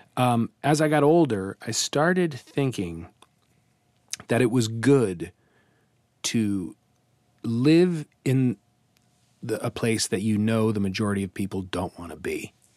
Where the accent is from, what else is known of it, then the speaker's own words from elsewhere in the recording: Kansas City, Kansas, United States; moved away as an adult; also born or lived in California; now in New York, United States; I was actually in Kansas City on the other side. I was on, kind of on the border of Missouri and Kansas.